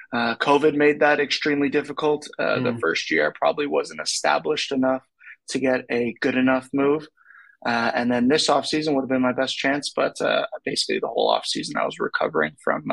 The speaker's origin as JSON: {"language": "English", "country": "Canada", "said": "We're Canadian"}